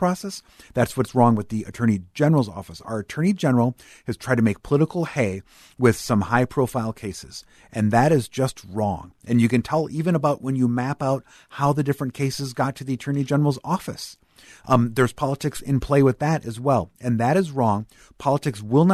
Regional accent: White Bear Lake, Minnesota, United States; I grew up in White Bear Lake.

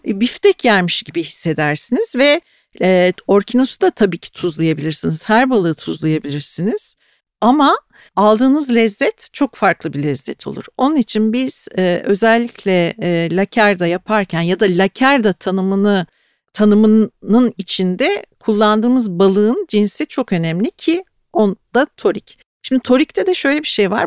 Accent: Ayancık, Sinop, Turkey; now in Istanbul, Turkey; çocukluğumda Karadeniz'de Sinopluyum ben. Sinop'ta, Ayancık'ta her evde tuzlu balık yapılırdı.

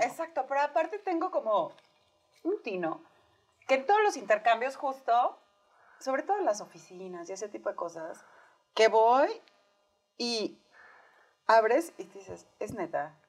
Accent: Sonora, Mexico; now in Mexico City, Mexico; yo no había probado los romeritos hasta que llegué a México, soy de Sonora

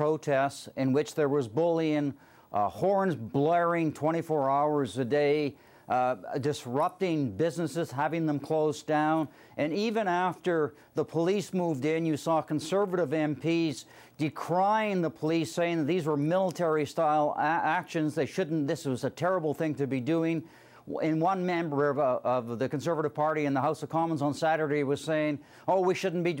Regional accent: Canada; I'm concerned as a Canadian

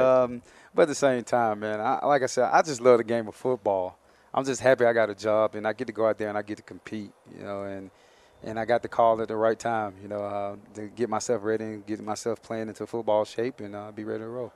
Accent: Mobile, Alabama, United States; moved away as an adult; also born or lived in Minnesota; I'm from Mobile, Alabama originally

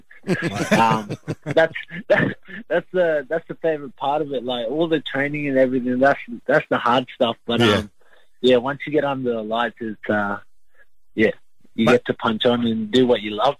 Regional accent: Brisbane, Queensland, Australia; also born or lived in Logan, Queensland; I grew up in Brisbane, Queensland. Not far away from Logan.

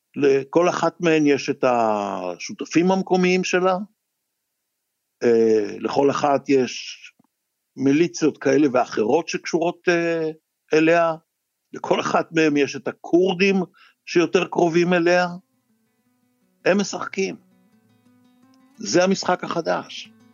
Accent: Israel; אני כישראלי

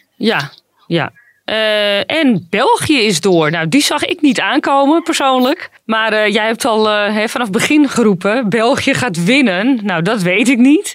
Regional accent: Netherlands; mij als, als Nederlandse

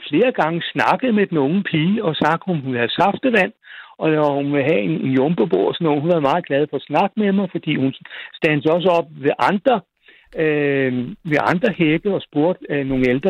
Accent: Frederiksberg, Capital Region of Denmark, Denmark; jeg kan ikke se grunden til, at jeg skal ændre mig, bare fordi jeg kommer fra Frederiksberg.

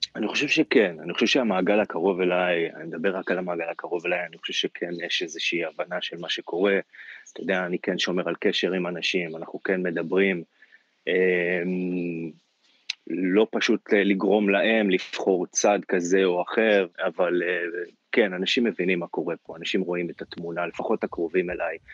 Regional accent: Israel; אני תופס את עצמי כ- כרגע כישראלי, כאזרח

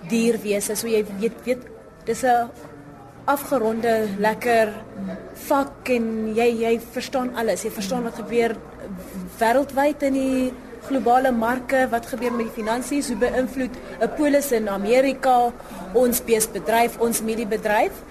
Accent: Lydenburg, Mpumalanga, South Africa; first language Sepedi; Afrikaans is a second language; moved away as an adult; also born or lived in Pretoria; Ek sou ek was in Hoërskool Leidenburg. Dis 'n klein dorpie soos een laerskool, een hoërskool.

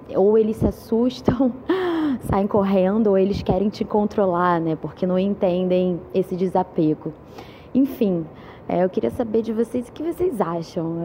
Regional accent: Rio de Janeiro, Brazil; sou do Rio de Janeiro

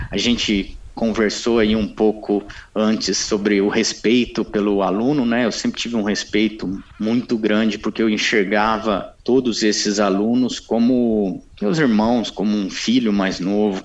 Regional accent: São José do Rio Pardo, São Paulo, Brazil; eu cresci em São José do Rio Pardo

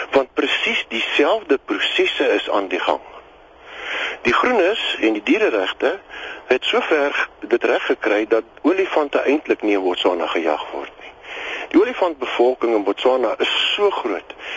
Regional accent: South Africa

